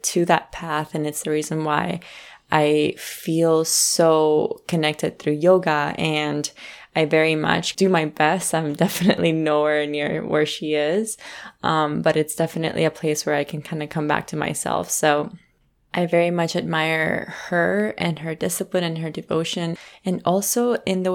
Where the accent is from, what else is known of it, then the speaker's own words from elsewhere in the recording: Colombia; we're both originally from Colombia